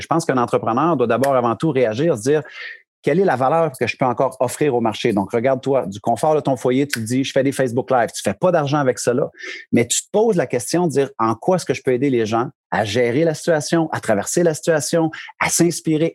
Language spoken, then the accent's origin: French; Bishopton, Quebec, Canada; moved away as an adult; now in New Brunswick, Canada; je suis un Québécois d'origine. Euh, région de l'Estrie, les cantons de l'Est, un petit village de, qui s'appelle Bishopton, 300 habitants. vraiment, mes parents demeurent encore là